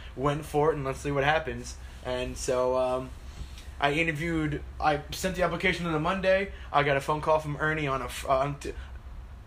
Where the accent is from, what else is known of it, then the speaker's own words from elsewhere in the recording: Clearwater, Florida, United States; I'm from Tampa, Clearwater